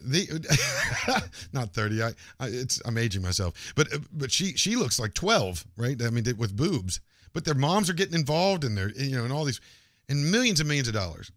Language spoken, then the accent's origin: English; Morgantown, West Virginia, United States; moved away; my hometown in Morgantown, West Virginia